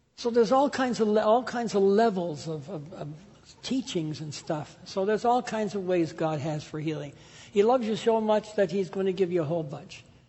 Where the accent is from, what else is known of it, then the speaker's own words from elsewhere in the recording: Canada; grew up in the Pentecostal church in Canada